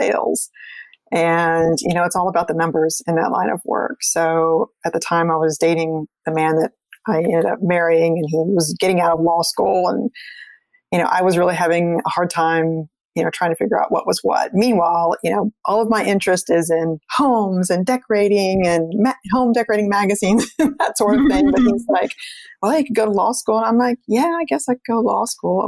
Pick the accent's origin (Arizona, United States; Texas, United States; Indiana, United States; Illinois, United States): Texas, United States; South; moved away; also born or lived in Washington, D.C. area / Brazil; I grew up in South Texas